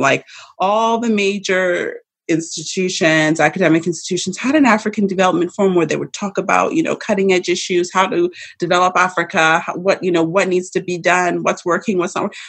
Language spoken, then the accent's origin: English; Saskatchewan, Canada; also born or lived in London, United Kingdom; I was born in Canada. I was born in Saskatchewan.